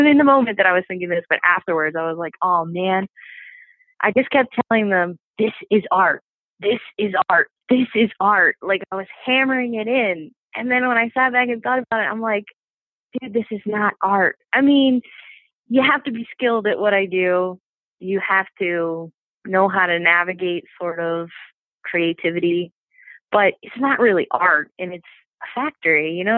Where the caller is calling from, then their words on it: King of Prussia, Pennsylvania, United States; So I am in King of Prussia, Pennsylvania, which is like right outside of Philadelphia, like 20 minutes away.